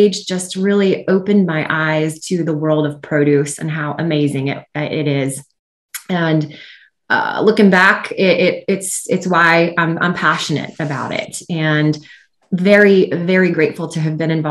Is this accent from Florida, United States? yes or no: yes; Central Florida, United States; I grew up in Central Florida as a daughter of a Florida citrus grower